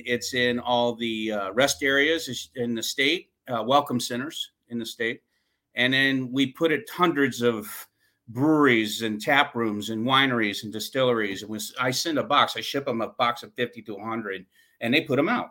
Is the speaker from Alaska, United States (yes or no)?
no; St. Charles, Missouri, United States; also born or lived in Vermont; I grew up in St. Charles, Missouri